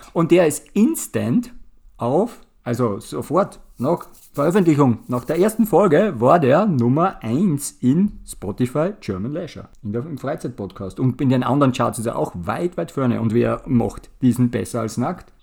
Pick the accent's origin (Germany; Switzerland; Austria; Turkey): Austria; Wir sind ja aus Österreich